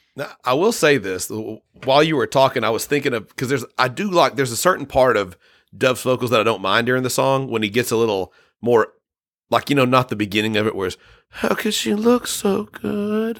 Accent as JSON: {"language": "English", "country": "United States", "said": "being an American"}